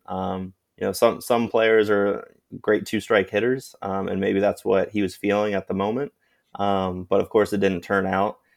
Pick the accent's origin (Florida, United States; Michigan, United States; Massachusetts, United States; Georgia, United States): Florida, United States; Sarasota; the Little League of my hometown of Sarasota, Florida